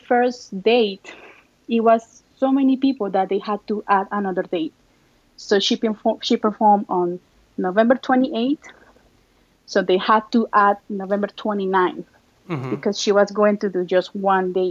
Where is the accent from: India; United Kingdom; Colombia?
Colombia; now in Fort Lauderdale, United States; I'm from Colombia